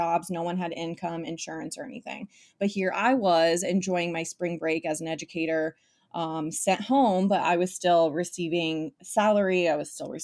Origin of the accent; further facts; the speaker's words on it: Columbus, Ohio, United States; also born or lived in Marysville, Ohio; moved to Columbus for grade school and high school and college